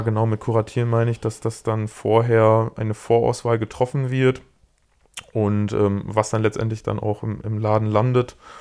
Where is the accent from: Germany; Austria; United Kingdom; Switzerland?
Germany; bei uns in Deutschland